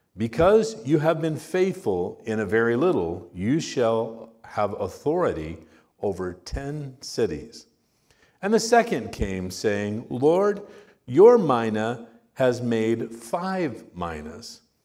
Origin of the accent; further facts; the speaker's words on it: Miami, Arizona, United States; My parents were pastors in, in a church in Miami, uh, Arizona.